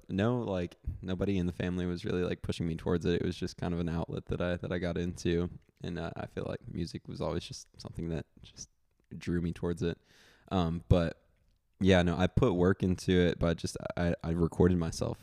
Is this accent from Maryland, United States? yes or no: no; Memphis, Tennessee, United States; moved away as an adult; now in Austin, United States; I'm from Memphis. Um, actually just moved to Austin about four months ago